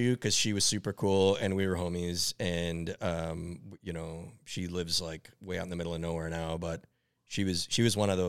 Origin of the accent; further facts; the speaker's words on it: Minneapolis, Minnesota, United States; Yep. Yep. I was born and raised in Northeast Minneapolis. I've been in Northeast Minneapolis pretty much my entire life.